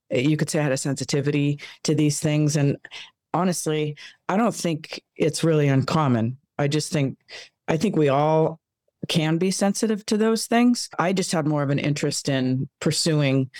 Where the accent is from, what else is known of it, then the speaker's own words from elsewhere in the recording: Los Angeles, California, United States; born and raised here